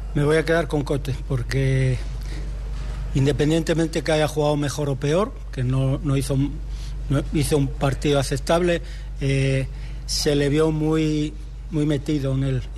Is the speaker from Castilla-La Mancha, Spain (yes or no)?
no; Gijón, Asturias, Spain; yo hace muchos años que, vivo en Gijón, desde que nací